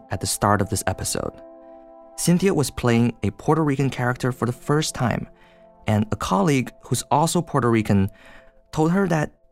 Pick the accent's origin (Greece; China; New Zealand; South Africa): China; English is a second language; moved away as an adult; now in United States; And I grew up in China for 18 years and then I spent the next 10 years in the US.